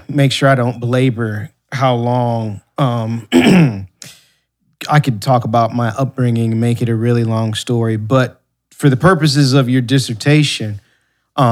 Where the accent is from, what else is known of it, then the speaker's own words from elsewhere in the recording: Ann Arbor, Michigan, United States; moved away; also born or lived in Ypsilanti, Michigan; I was born in Ann Arbor, Michigan, born and raised in the Ann Arbor and Ypsilanti area